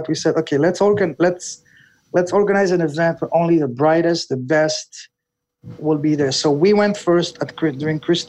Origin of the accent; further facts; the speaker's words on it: Canada; moved away as an adult; also born or lived in Shenzhen / Hangzhou; now in Hong Kong; me being Canadian